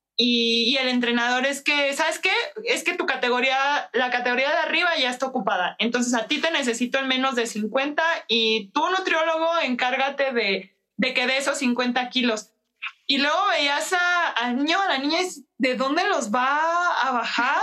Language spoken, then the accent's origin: Spanish; Mexico; como mexicanos tenemos, o sea, la idea, las abuelitas nos dicen